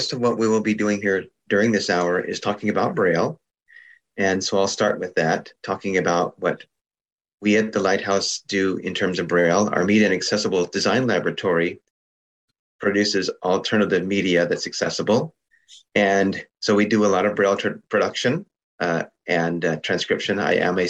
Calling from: San Leandro, California, United States; And I'm calling you from San Leandro, California.

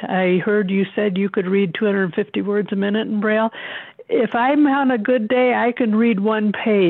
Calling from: Fort Collins, Colorado, United States; I'm calling from Fort Collins, Colorado.

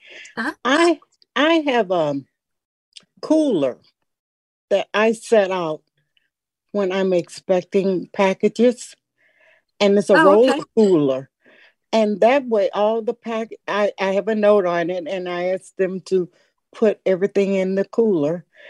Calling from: Louisville, Kentucky, United States; I'm fine. I'm from Louisville, Kentucky.

